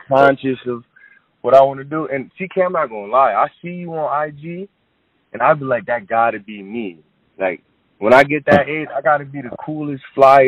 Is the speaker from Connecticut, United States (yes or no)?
yes; Hartford, Connecticut, United States; I'm from Hartford, Connecticut